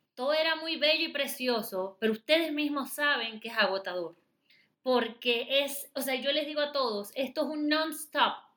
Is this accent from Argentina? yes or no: no; Venezuela; moved away as an adult; now in Panama; Yo soy venezolana, residenciada en Panamá de hace muchísimos años